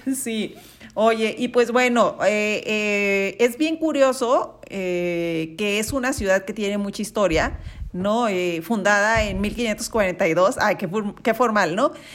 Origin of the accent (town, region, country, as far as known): Mexico